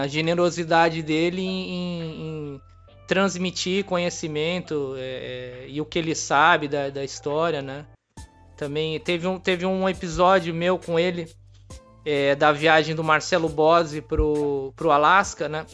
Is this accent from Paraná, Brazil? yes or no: no; Santos, São Paulo, Brazil; eu sou de Santos